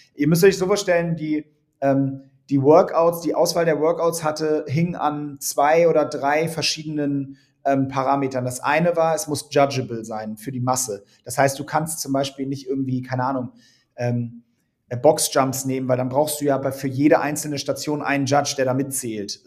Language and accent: German; Hamburg, Germany; Hamburg, meine Heimatstadt